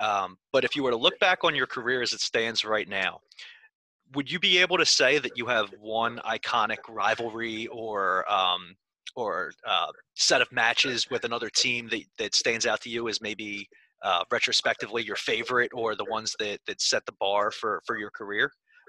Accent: Philadelphia, Pennsylvania, United States; I'm from Philly. Why do I give that New York accent?

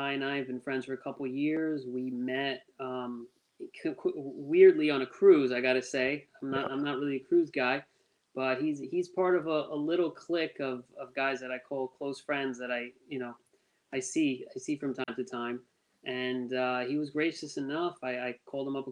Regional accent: Northern New Jersey, United States; I'm from Northern New Jersey

